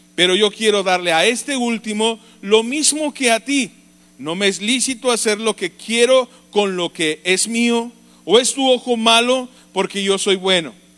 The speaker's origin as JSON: {"language": "Spanish", "country": "Mexico"}